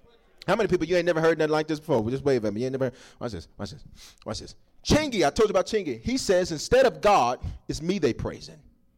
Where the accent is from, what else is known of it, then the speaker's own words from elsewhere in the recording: Southern United States, United States; I'm from the South, and so they make us look different down there, and so stuff don't fit